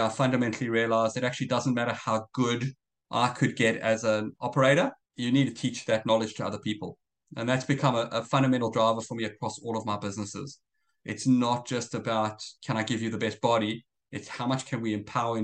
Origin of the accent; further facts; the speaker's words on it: South Africa; moved away as an adult; also born or lived in Israel; now in Australia; I'm originally South African. I've been in Australia about 15 years now.